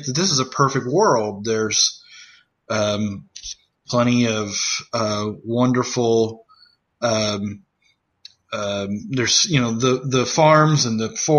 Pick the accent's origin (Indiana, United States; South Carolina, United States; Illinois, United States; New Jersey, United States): Indiana, United States; moved away as an adult; also born or lived in Missouri; I'd left Indiana, and I'm from Indiana. That's been, you know, that's always kind of been home